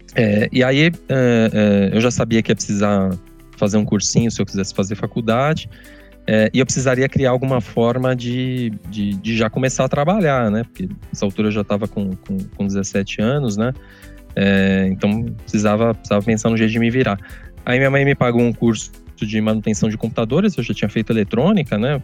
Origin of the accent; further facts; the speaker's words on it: São Bernardo do Campo, São Paulo, Brazil; Eu nasci em São Paulo, mas sempre, sempre morei aqui em São Bernardo